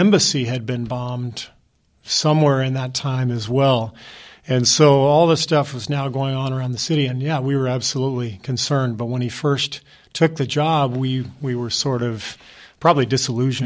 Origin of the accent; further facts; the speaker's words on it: Los Angeles, California, United States; also born or lived in Cairo, Egypt / Beirut, Lebanon; growing up in Pacific Palisades in Los Angeles